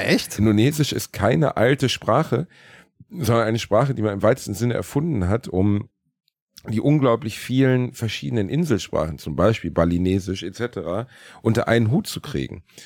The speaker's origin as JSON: {"language": "German", "country": "Germany", "said": "Ich komme aus Deutschland"}